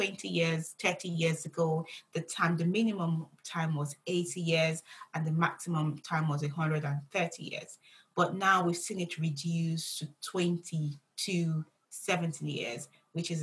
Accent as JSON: {"language": "English", "country": "Nigeria", "tie": "born or raised there", "said": "I grew up in Nigeria."}